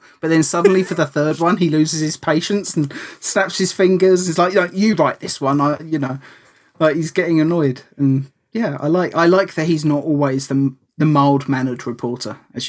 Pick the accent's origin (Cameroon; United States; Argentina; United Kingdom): United Kingdom; that is sacrilege as a British person to say that I prefer the American version.